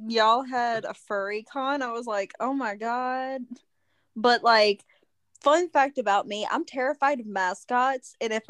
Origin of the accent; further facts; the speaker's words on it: California, United States; I'm from the West Coast. California, yay.